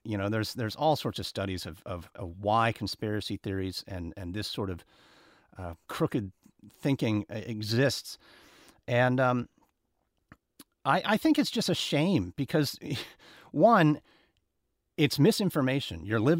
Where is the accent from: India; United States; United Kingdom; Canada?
United States; it was very, very strange to be milling about as an American traveling alone in Australia.